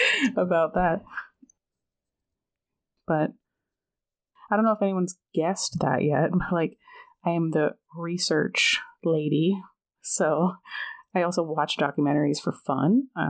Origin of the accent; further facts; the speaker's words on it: Los Angeles, California, United States; I grew up in Los Angeles